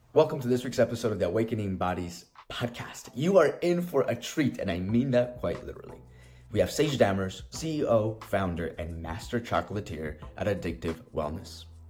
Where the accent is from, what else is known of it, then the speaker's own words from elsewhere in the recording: Colombia; now in United States; I grew up in Colombia, South America. So, like, for me, it was very different when I came into the States